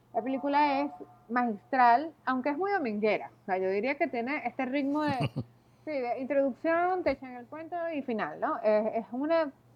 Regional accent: Venezuela; yo soy venezolana

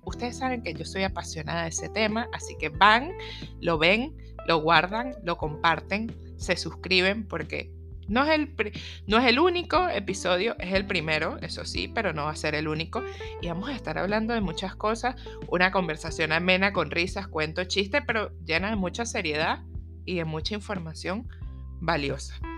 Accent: Venezuela; moved away; soy venezolana

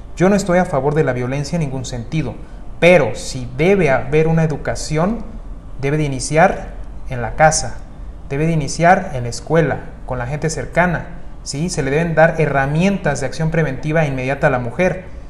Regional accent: Mexico; En mi país, en México

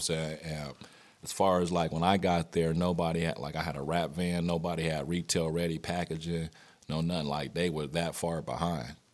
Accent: Wichita, Kansas, United States; moved away; I grew up on both the north and the south side

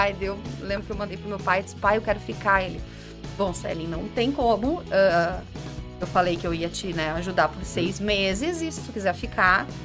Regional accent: Brazil; moved away as an adult; now in Portugal; eu sou brasileira

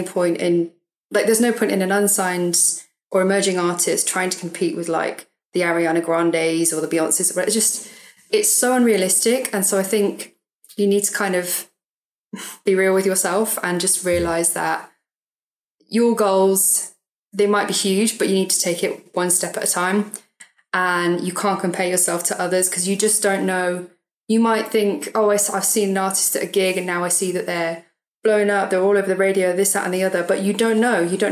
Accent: Swindon, South West England, United Kingdom; also born or lived in Brighton; now in London, United Kingdom; I grew up in Swindon, so around by like Bristol, southwest area.

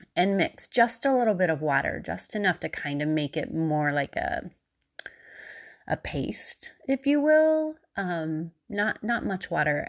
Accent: Missouri, United States; I was still in Missouri, just like I had been in my hometown

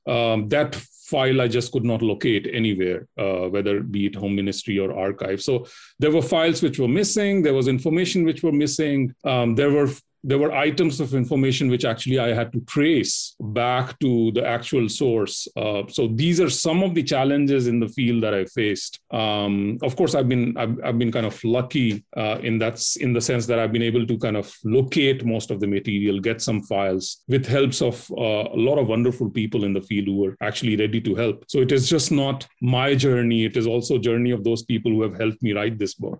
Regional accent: Delhi, India; moved away as an adult; also born or lived in Australia / Singapore; I, I belong to Delhi, basically, uh, born and brought up in Delhi

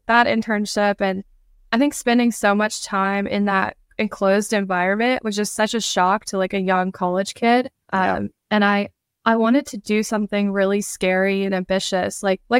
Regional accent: Alabama, United States; I think because the community is so small and you have a lot of free time because, you know, there's not so much going on like in a big city.

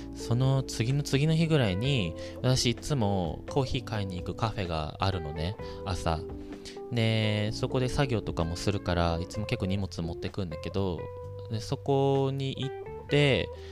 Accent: Japan; moved away as an adult; now in United States; 私、ここで生まれ育ったわけじゃないの。みたいな。私、日本から来てて

